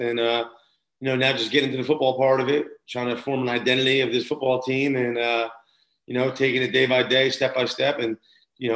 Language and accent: English; New Jersey, United States; I'm from New Jersey